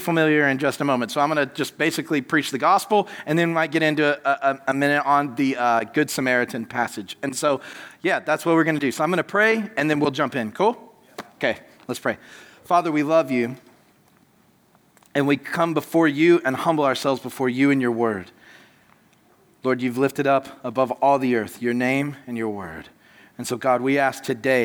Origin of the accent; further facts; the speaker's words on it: United States; I'm American, I'm loud, forgive me, and my accent is stuck this way forever